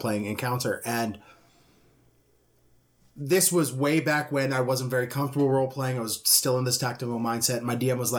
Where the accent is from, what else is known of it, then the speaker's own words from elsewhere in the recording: Canada; I'm Canadian.